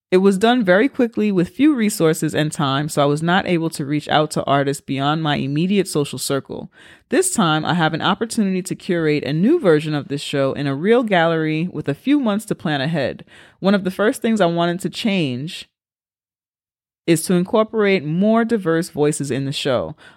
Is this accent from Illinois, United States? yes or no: no; Brooklyn, New York, United States; also born or lived in Colombia; I was born in Colombia and brought to the and brought to the States as a baby and was raised in Brooklyn by a liberal Park Slope white family. And I don't speak Spanish.